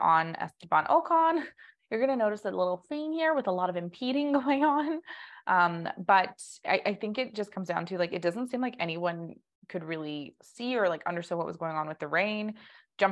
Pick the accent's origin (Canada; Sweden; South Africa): Canada; us being Canadian